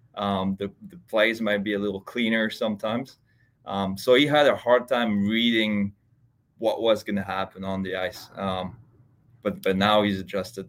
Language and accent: English; Switzerland; moved away as an adult; also born or lived in Texas / Ohio; I grew up in Switzerland, uh, and I played there until I was twenty, twenty years old.